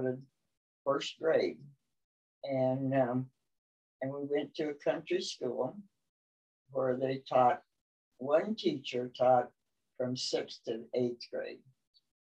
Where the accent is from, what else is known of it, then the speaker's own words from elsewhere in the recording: Montgomery County, Iowa, United States; I was born in Montgomery County, Iowa, which is over by Corning or Villisca